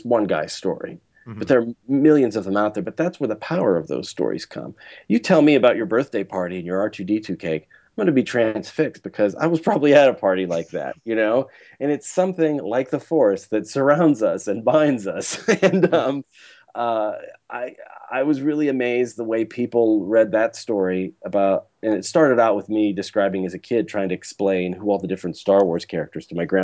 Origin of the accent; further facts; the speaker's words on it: Pittsburgh, Pennsylvania, United States; moved away; going back to my hometown, Pittsburgh, seeing my family